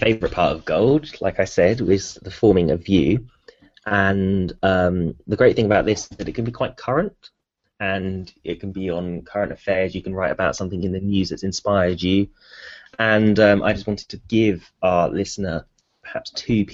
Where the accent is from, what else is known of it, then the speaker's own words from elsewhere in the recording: Bury St Edmunds, East of England, United Kingdom; Bury St Edmunds, my hometown